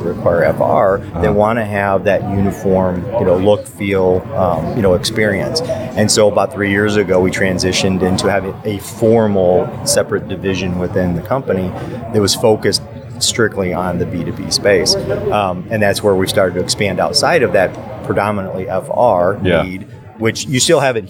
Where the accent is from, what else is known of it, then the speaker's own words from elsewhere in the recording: Michigan, United States; I'm from Michigan